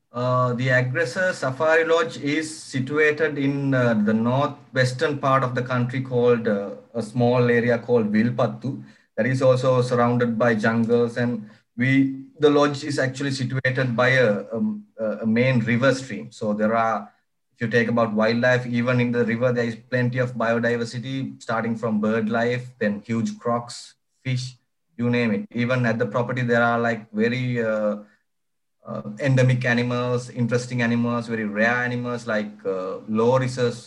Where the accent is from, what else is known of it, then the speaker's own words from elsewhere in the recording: Horana, Western Province, Sri Lanka; I was like uh, born and raised in Sri Lanka. And Sri Lanka, it's a small village uh, on the west part of the country called Horana.